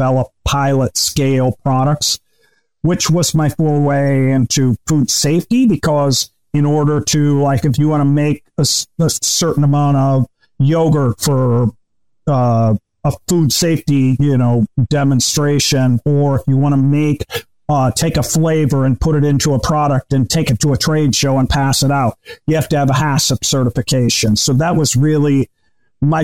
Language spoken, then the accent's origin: English; Michigan, United States; also born or lived in New York; I'm from Michigan